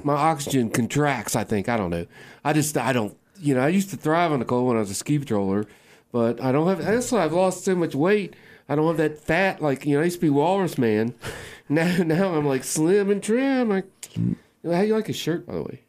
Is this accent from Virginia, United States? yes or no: yes; Waynesboro, Virginia, United States; I grew up in Waynesboro, Virginia